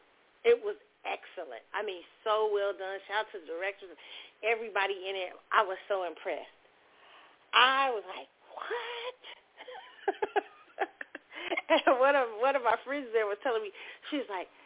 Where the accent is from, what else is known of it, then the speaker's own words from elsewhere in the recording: Kansas City, Missouri, United States; where I grew up in Kansas City